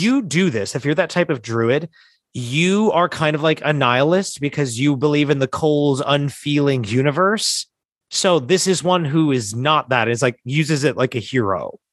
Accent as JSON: {"language": "English", "region": "New Jersey", "country": "United States", "tie": "born or raised there", "said": "we're from South Jersey, which is weirdly Philly adjacent"}